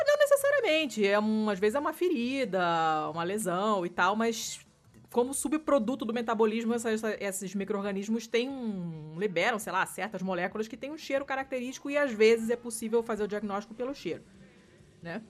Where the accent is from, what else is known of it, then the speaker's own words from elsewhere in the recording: Rio de Janeiro, Brazil; o apartamento onde eu cresci, no Rio, que era o décimo andar